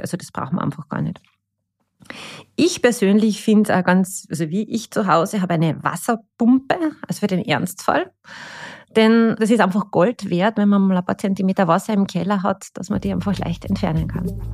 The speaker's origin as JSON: {"language": "German", "country": "Austria", "said": "wir Österreicher und Österreicherinnen"}